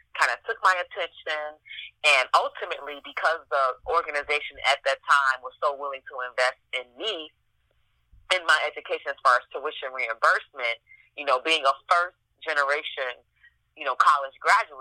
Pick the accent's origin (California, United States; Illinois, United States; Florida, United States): Illinois, United States; Chicago; I'm from Chicago, Illinois, and I'm born and raised in this great city